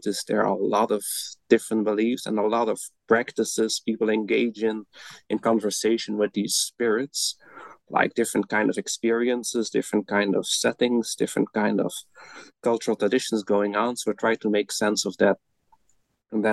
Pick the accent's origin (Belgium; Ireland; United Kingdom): Belgium; moved away as an adult; now in Netherlands